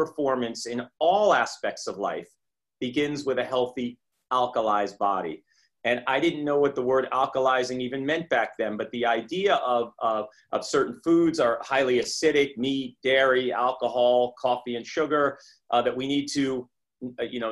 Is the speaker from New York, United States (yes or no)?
yes; Great Neck, New York, United States; I grew up in New York, Great Neck, Long Island.